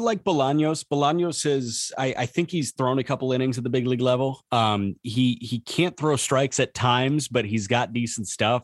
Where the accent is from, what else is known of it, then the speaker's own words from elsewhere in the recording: Chicago, Illinois, United States; we grew up in the Chicagoland area